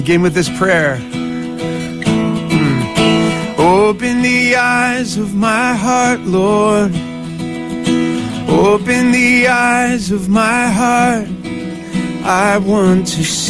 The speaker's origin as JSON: {"language": "English", "area": "outside Philadelphia", "region": "New Jersey", "country": "United States", "tie": "born or raised there", "moved": "yes", "said": "I grew up outside of Philly, South Jersey"}